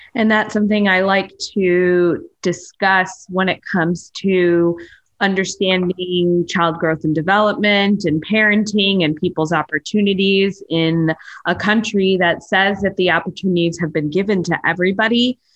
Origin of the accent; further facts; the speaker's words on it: United States; I was raised here